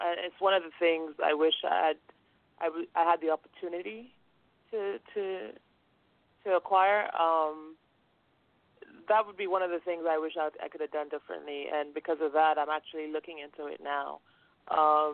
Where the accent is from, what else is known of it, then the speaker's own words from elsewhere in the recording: Lagos, Nigeria; now in United States; I'm Nigerian. I grew up in Lagos